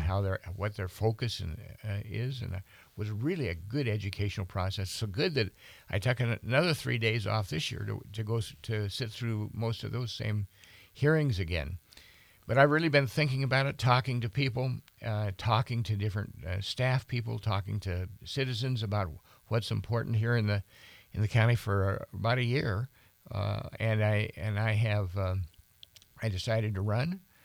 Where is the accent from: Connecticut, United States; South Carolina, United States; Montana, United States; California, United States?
Montana, United States; Bozeman; now in Helena, United States; born, born and raised in Bozeman.